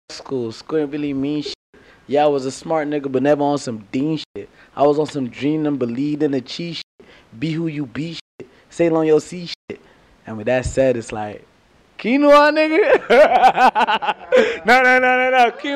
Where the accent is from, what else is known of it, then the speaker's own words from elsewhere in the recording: Nigeria; also born or lived in London; now in Atlanta, United States; I'm coming from Nigeria / London to Atlanta. That's America.